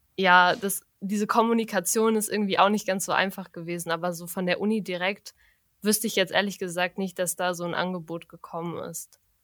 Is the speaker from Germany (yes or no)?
yes; Frankfurt, Germany; moved away as an adult; now in Münster, Germany; Also eigentlich komme ich aus Frankfurt.